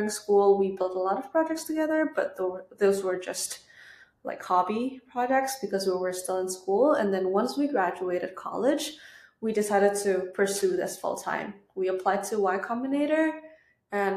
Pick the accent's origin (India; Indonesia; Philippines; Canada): Indonesia; moved away as an adult; now in United States; we're all from Indonesia.